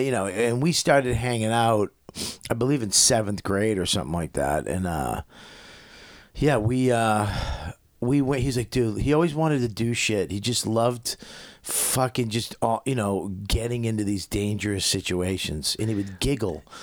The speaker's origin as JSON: {"language": "English", "town": "Medford", "region": "Massachusetts", "country": "United States", "tie": "born or raised there", "also_born_or_lived": "Westchester", "moved": "yes", "said": "I'm from Medford"}